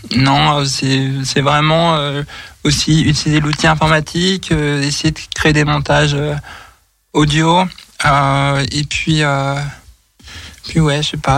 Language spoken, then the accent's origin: French; Nantes, Pays de la Loire, France; moved away as an adult; now in Lyon, France; je suis originaire de Nantes et j'habite sur l'Inde depuis maintenant trois, enfin, deux ans et demi